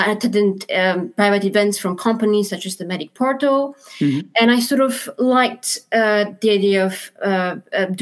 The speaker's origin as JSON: {"language": "English", "country": "Romania", "also_born_or_lived": "London, United Kingdom", "moved": "as an adult", "lives_now": "Aberdeen, United Kingdom", "said": "I'm originally from Romania"}